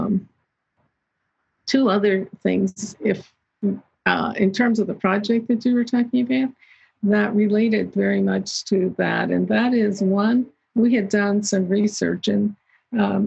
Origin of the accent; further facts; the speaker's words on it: southeast of Pittsburgh, Western Pennsylvania, United States; I grew up in Western Pennsylvania, just southeast of Pittsburgh, and actually a steel mill town